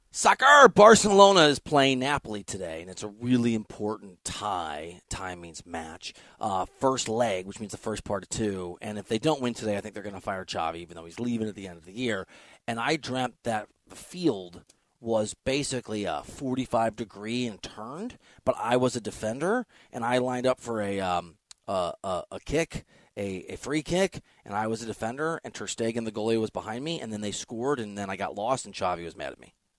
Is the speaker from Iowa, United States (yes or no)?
yes; Iowa, United States; I'm from Iowa